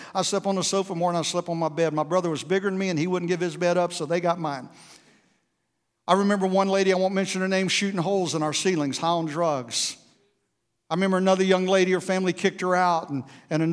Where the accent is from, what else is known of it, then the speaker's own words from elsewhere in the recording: South Florida, United States; We grew up in South Florida with no air conditioning.